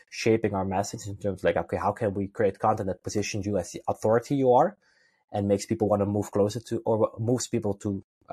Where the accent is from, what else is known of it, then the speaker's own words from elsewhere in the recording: Netherlands; I'm originally from Holland